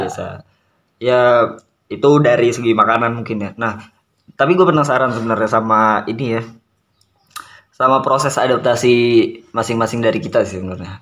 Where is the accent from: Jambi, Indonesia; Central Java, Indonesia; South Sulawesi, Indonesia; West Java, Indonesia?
Jambi, Indonesia; Merangin; moved away as an adult; now in Jakarta, Indonesia; Saya dari Jambinya dari Merangin